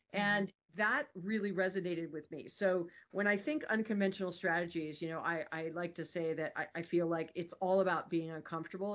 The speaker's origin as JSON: {"language": "English", "region": "Hawaii", "country": "United States", "tie": "born or raised there", "said": "I'm born and raised in Hawaii"}